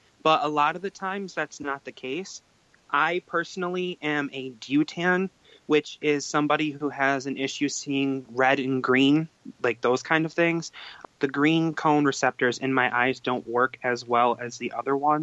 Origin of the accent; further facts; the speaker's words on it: Canandaigua, New York, United States; I am from Canandaigua, New York